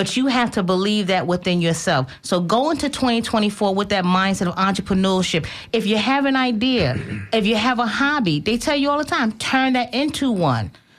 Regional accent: New York, United States; I'm from New York

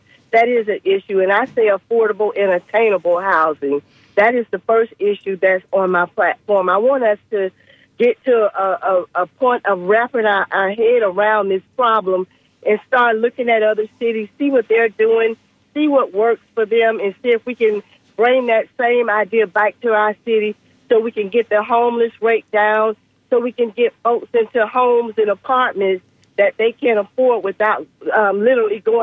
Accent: Tampa, Florida, United States; I'm a Tampa girl. I was raised in Ybor City, so Tampa has been my home for a long time.

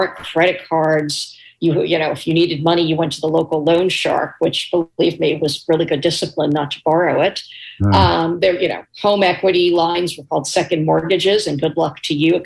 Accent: New York City, New York, United States; I was a little girl growing up in New York City

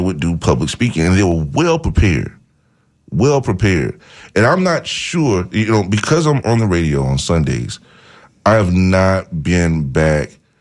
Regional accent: Bethlehem, United States; only one person that I grew up with in Bethlehem, me, that actually became a pastor.

